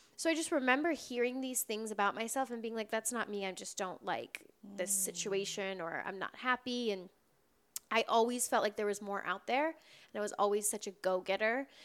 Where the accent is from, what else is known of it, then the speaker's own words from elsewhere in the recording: Wisconsin, United States; also born or lived in Door County, Wisconsin; now in Los Angeles, United States; I grew up in Wisconsin.